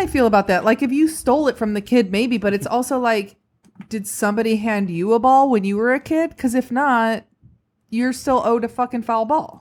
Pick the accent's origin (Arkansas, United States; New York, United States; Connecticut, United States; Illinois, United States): Illinois, United States; just outside of Chicago; I grew up just outside of Chicago